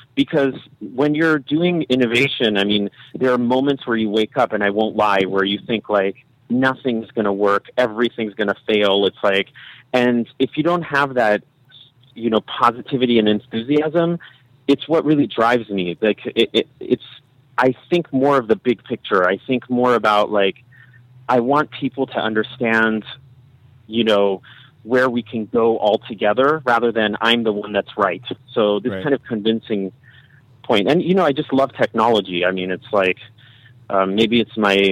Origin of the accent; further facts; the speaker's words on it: Berkeley, California, United States; I come from Berkeley and I'm like, you know, a Californian, and I just have been raised with this idea